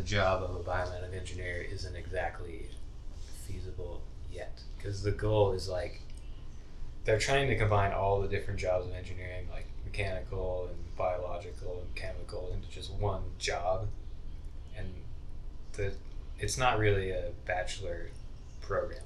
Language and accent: English; Idaho, United States; moved away as an adult; I moved here from Idaho. I went to high school in Idaho.